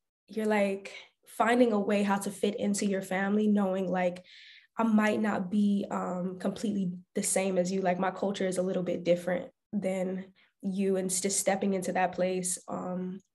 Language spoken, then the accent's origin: English; Barnesville, Georgia, United States; I was born and raised in a really small town in Barnesville, Georgia.